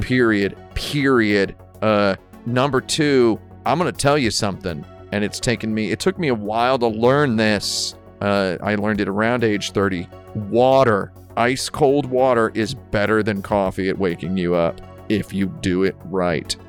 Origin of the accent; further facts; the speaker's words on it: United States; as an American person